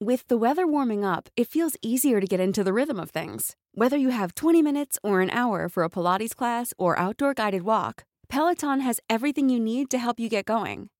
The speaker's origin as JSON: {"language": "Spanish", "town": "Monterrey", "region": "Nuevo León", "country": "Mexico", "tie": "born or raised there", "said": "en la ciudad de Monterrey, Nuevo León, lugar de donde soy originaria."}